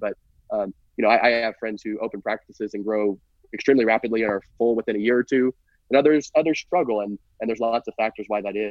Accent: Midwest, United States; us Midwesterners

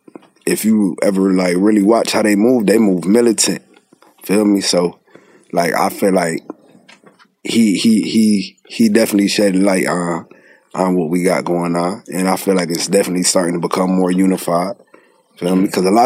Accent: Syracuse, New York, United States; now in Raleigh, United States; I'm from Syracuse, New York. Staying in Raleigh, North Carolina, though

